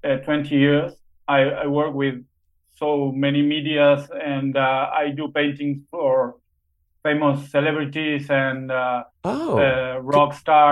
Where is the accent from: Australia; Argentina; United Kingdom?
Argentina; Buenos Aires; also born or lived in Los Angeles, California, United States; I live here since I was a little boy. I was born in Los Angeles, California, but my parents and all my family is from Argentina, so I came back to Argentina when I was a little boy. So now I live in Argentina. I'm an Argentinian.